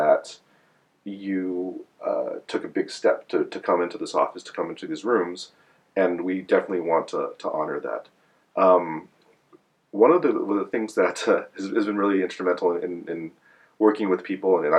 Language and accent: English; United States; I'm Chinese American. I'm one of those Chinese American folks whose family came over around the turn of the century